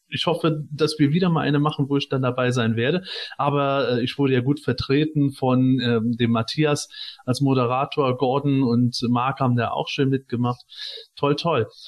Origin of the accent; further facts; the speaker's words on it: Germany; moved away; in meiner Heimat in der Eifel